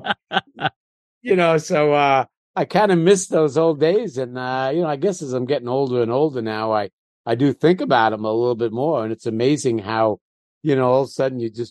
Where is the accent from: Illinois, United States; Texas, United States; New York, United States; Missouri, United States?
New York, United States; New York City; I grew up in Queens, maybe 10 miles at the most, probably not even that far from Times Square in the city